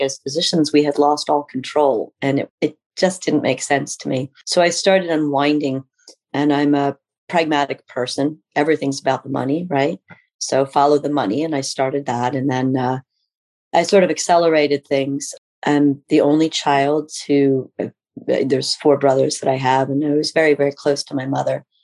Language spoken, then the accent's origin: English; Pennsylvania, United States; also born or lived in North Carolina / Illinois; we moved back here to where I grew up in Pennsylvania